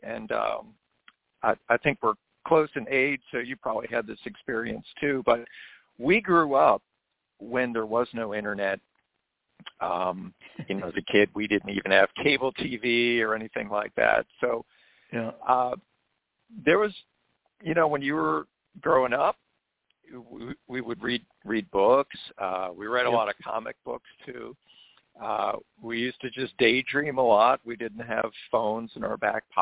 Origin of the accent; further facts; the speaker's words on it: Maryland, United States; where I grew up in Maryland, there were still folks around. Now, I grew up in a rural area